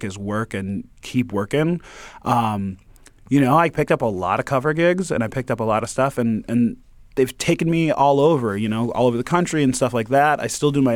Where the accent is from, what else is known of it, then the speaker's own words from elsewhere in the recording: Detroit, Michigan, United States; I'm from Detroit, you know? So, like, my whole family grew up on Motown.